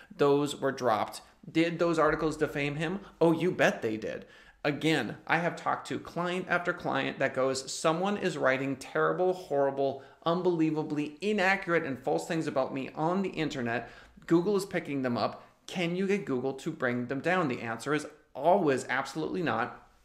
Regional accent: United States; I'm an American

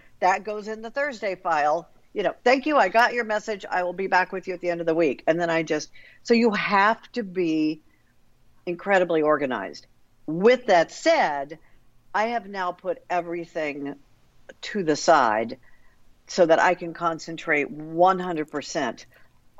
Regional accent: Missouri City, Texas, United States; growing up in Quail Valley, south of Houston

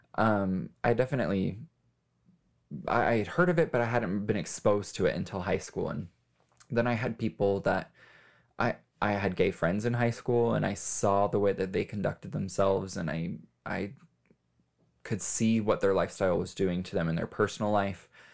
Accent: Las Vegas, Nevada, United States; I was born and raised in Las Vegas.

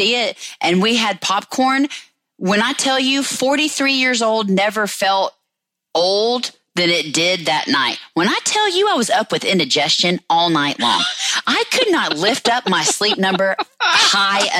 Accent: Alabama, United States; I'm from Alabama

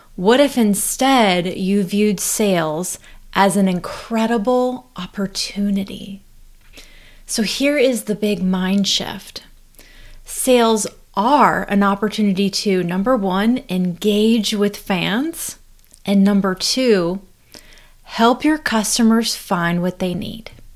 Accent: North Carolina, United States; I'm actually from North Carolina

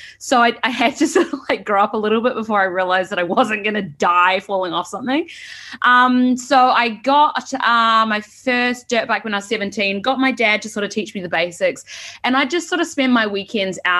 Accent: New Zealand; accent: Kiwi; moved away as an adult; also born or lived in San Francisco; now in United States; I immigrated to America from New Zealand 3 years ago for work

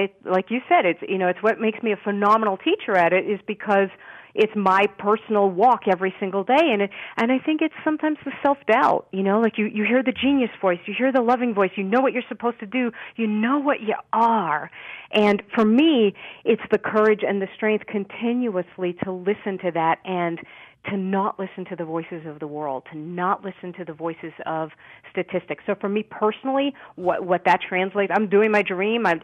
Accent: New York City, New York, United States; born or raised there

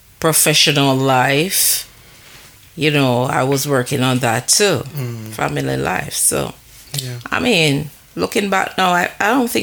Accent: Jamaica; moved away as an adult; living in a new, different country from the one that I was born

